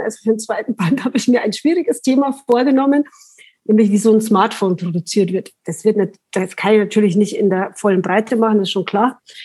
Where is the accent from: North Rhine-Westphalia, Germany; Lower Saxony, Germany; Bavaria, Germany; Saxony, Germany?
Bavaria, Germany; Langenpreising; also born or lived in Munich / Milan; now in Wartenberg, Germany; ich komme eigentlich aus Langenpreising. Also da bin ich aufgewachsen